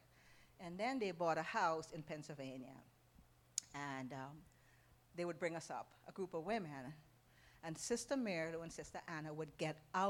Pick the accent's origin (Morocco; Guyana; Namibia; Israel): Guyana; moved away as an adult; also born or lived in New York; now in United States; 31 years ago, we came from Guyana to America. We came to New York. In our country, in Guyana